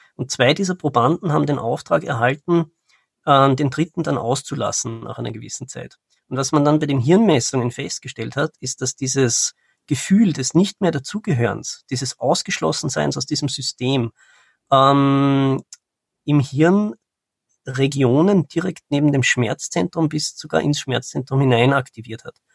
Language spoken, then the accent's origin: German; Austria; Ich bin ähm, aus Österreich